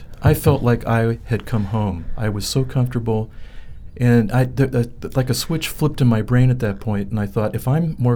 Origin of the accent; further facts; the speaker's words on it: Columbus, Ohio, United States; moved away as an adult; also born or lived in Hollywood; I was born and raised in Columbus, Ohio